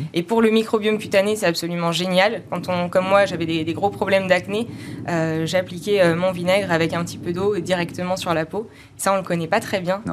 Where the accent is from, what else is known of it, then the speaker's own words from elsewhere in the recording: Normandy, France; en Normandie, on est normand